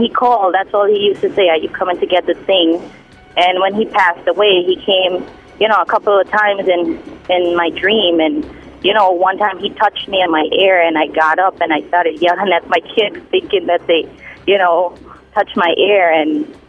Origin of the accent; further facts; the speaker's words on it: Trinidad & Tobago; now in United States; because I'm in America, I'm from Trinidad and Tobago.